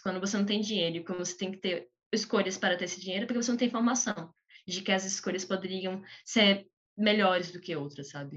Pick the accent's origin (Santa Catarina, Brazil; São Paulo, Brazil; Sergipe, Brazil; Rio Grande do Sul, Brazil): Sergipe, Brazil; Aracaju; Eu sou de Sergipe, eu sou de, de Aracaju, Sergipe